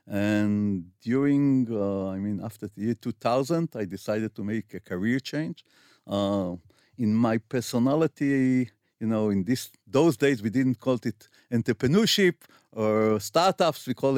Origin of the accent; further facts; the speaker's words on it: Tel Aviv, Tel Aviv District, Israel; also born or lived in Ramat Gan; I was born in Asuta in Tel Aviv.